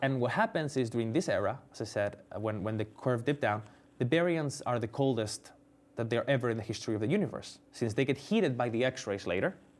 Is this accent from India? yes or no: no; Spain; moved away as an adult; also born or lived in United States; I'm from Spain. I came to do my P H D in the U S